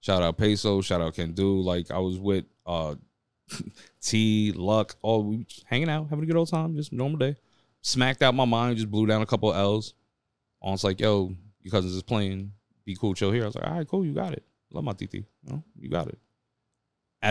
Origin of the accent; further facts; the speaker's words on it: New York City, New York, United States; I'm from Midtown Manhattan.